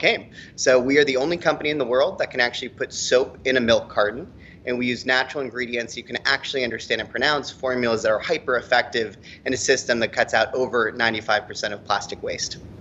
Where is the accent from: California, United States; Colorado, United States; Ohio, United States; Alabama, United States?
Colorado, United States; Boulder; I'm from Boulder, Colorado